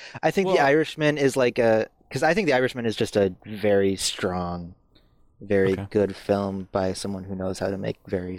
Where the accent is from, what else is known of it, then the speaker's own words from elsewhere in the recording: Wisconsin, United States; we're all from Wisconsin